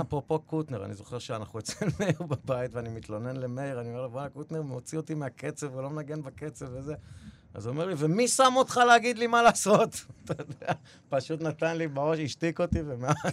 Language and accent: Hebrew; Israel; moved away as an adult; now in New York City, United States; כשחזרתי לפה בגיל חמש